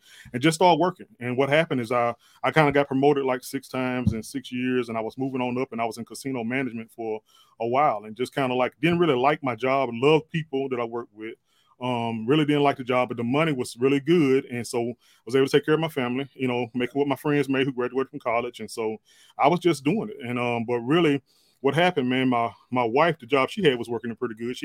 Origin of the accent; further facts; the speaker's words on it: Meridian, Mississippi, United States; moved away as an adult; now in Vicksburg, United States; I'm actually from Meridian, Mississippi. Lived there